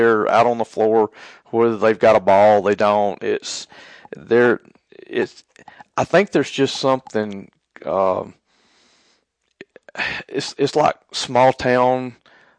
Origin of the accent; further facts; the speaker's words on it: North Alabama, United States; I'm from North Alabama.